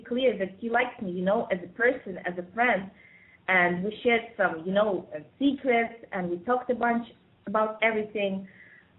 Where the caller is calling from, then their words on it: Moscow, Russia; calling from Moscow again